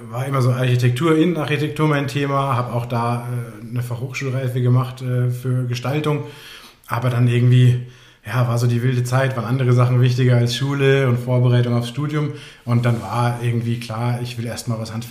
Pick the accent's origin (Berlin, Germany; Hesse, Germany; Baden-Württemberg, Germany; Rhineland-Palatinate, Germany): Hesse, Germany; Frankfurt; now in Chiemgau, Germany; innerhalb von einer Woche habe ich meine Koffer gepackt in Frankfurt, wo ich groß geworden bin. Und ja, bin ins Chiemgau gezogen